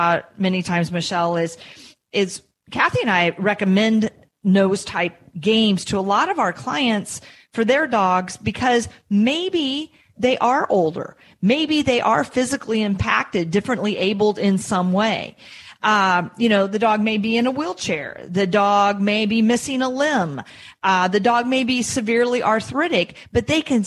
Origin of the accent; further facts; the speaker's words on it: Iowa, United States; now in New England, United States; I'm from Iowa